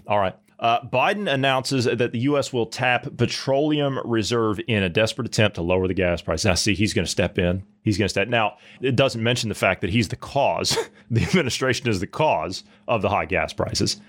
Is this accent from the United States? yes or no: yes; United States; now in Germany; I'm not German, I'm, I'm American